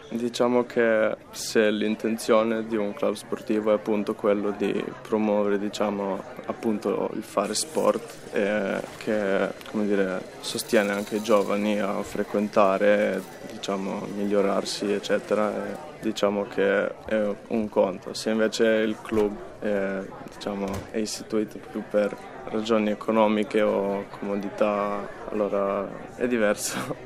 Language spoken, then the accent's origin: Italian; Koper, Slovenia; sono nato a Capodistria, ho sempre vissuto in una città piccola